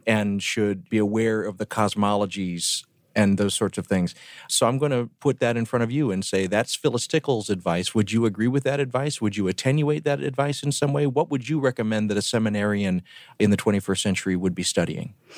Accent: the South, United States; moved away; where I grew up down in the South

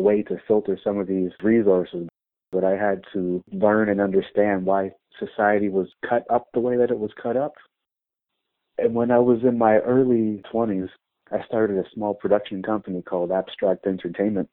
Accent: Windsor, Ontario, Canada; my home neighborhood where I grew up in Sandwich Town

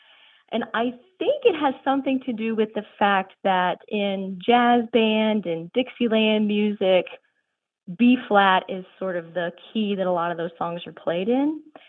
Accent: Cincinnati, Ohio, United States; now in Harrogate, United States; I originally grew up in the Cincinnati area

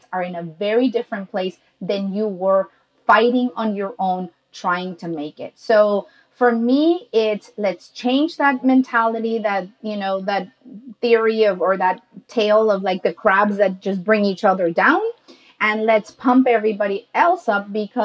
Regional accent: Mexico; I'm Mexican

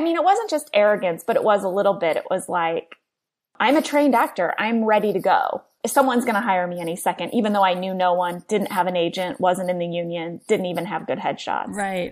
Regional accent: St. Louis, Missouri, United States; I grew up in St. Louis, Missouri.

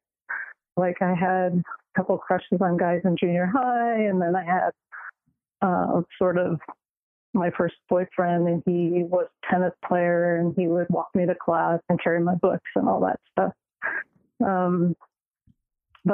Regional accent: Los Angeles, California, United States; moved away as an adult; also born or lived in Bay Area, California; now in Utah, United States; I'm a California girl. I was born in Venice and raised there

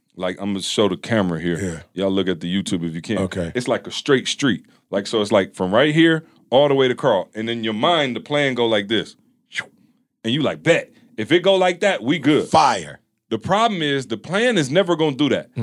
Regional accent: Midwest, United States; we come from the Midwest

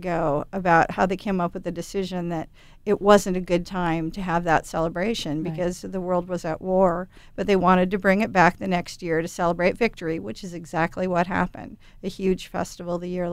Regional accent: Portland, Oregon, United States; I am from Portland

